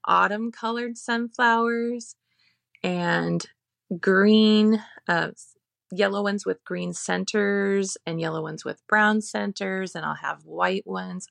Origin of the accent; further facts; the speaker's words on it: Phoenix, Arizona, United States; now in Cashton, United States; I grew up in the desert, I grew up in the Phoenix area